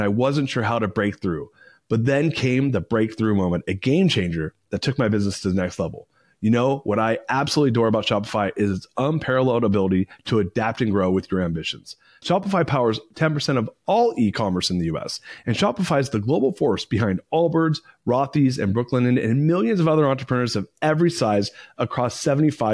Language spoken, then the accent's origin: English; Southern California, United States; also born or lived in San Francisco; I grew up in Southern California and I lived in San Francisco for 20 years